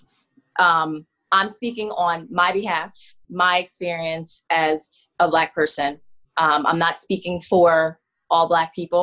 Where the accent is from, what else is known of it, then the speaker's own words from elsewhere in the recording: Coatesville, Pennsylvania, United States; moved away as an adult; now in Philadelphia, United States; I'm from Coatesville, Pennsylvania. It's about 45 minutes from Philly. I've lived in Philly since 2012